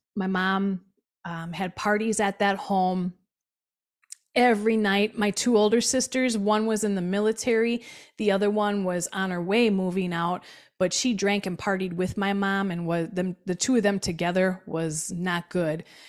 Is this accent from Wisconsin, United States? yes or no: yes; Milwaukee, Wisconsin, United States; I was born in Milwaukee, Wisconsin, on the South Side